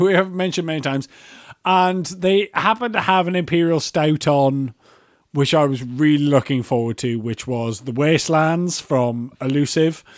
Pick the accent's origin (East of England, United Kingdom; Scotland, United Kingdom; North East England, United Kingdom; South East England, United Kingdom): North East England, United Kingdom; Newcastle upon Tyne; I'm from Newcastle and I say Walker